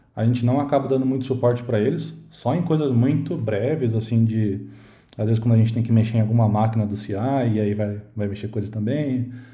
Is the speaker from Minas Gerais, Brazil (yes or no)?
no; Campinas, São Paulo, Brazil; sou de Campinas